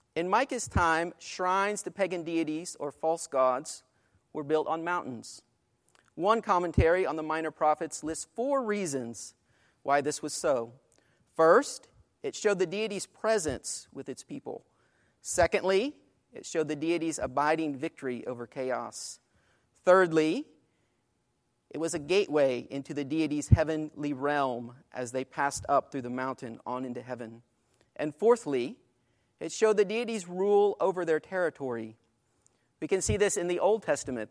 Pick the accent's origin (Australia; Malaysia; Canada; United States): United States; Greenfield, Illinois; Greenfield, Illinois, my hometown